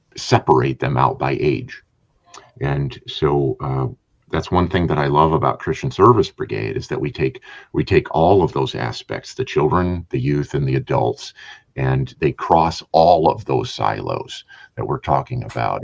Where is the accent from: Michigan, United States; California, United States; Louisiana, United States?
Michigan, United States; Trenton; growing up in Trenton, Michigan